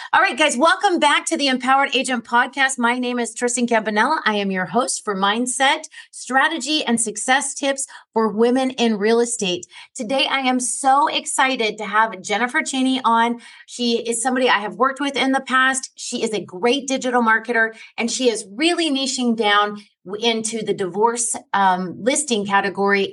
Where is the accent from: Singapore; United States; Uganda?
United States; New York; I grew up in New York um when I was a kid